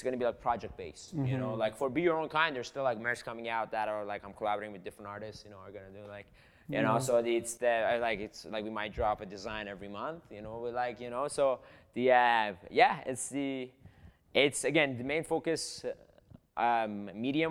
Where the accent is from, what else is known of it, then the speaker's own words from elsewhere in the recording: southern Iran, Iran; moved away; I'm from Iran. I'm Persian. In South of Iran specifically